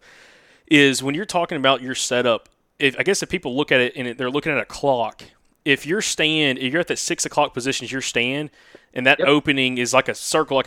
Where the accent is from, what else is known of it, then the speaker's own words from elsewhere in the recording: the South, Southeast, United States; I'm thinking more so here as like a Southerner, you know, we live in an area of the country that our number one, you could say, resource when it comes to agriculture is timber